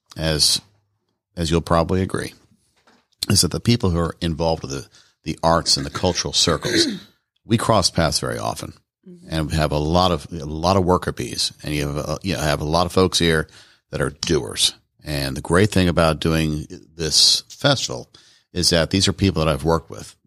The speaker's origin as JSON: {"language": "English", "town": "Washington", "region": "District of Columbia", "country": "United States", "also_born_or_lived": "Tucson, Arizona", "moved": "as an adult", "lives_now": "Rome, Georgia, United States", "said": "I'm actually from Washington, D C originally"}